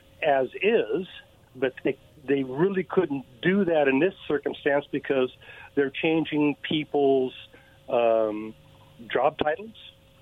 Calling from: Kennewick, Washington, United States; again from Kennewick.

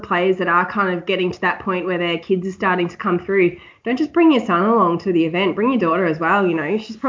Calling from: Victoria, Australia; I'm in Victoria, just on the outskirts of Melbourne.

